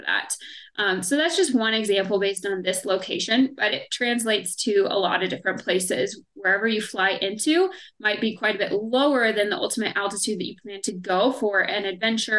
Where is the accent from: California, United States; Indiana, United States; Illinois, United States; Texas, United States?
Indiana, United States; now in Colorado, United States; where I grew up in Indiana